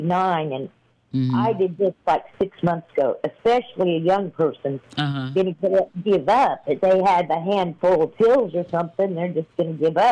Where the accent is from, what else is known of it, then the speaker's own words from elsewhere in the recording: Colorado, United States; moved away; I'm from Colorado